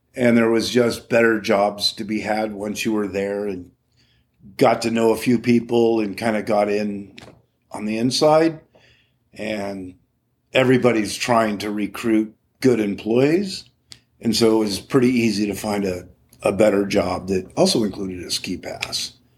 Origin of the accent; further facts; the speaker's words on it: Morro Bay, California, United States; growing up in Morro Bay was, uh, wow, it was magical